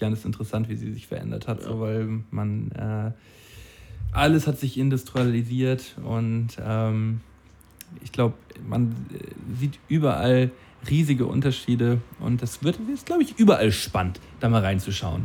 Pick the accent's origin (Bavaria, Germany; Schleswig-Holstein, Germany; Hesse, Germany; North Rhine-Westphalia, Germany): Schleswig-Holstein, Germany; Flensburg; Flensburg, meine Heimatstadt. An dem Ort, an dem ich, ge an dem, an dem Ort, an dem ich geboren wurde.